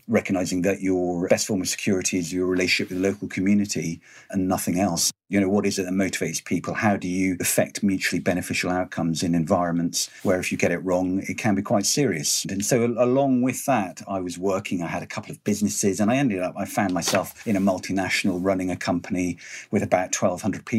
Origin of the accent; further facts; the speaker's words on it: Highlands of Scotland, United Kingdom; growing up in the Highlands of Scotland